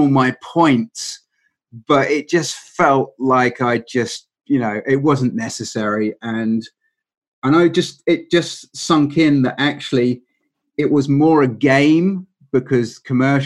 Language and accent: English; England, United Kingdom; being English